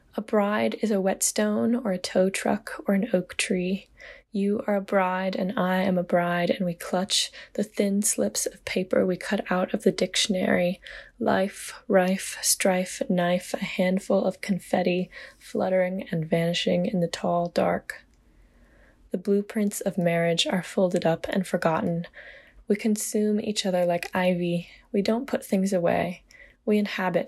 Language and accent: English; Laurinburg, North Carolina, United States; I'm a poet from Laurinburg, North Carolina